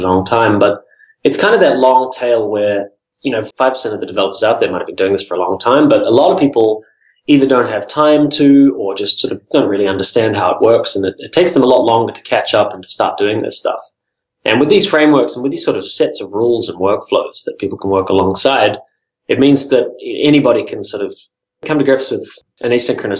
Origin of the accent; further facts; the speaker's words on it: New Zealand; now in Silicon Valley, United States; I'm originally from New Zealand.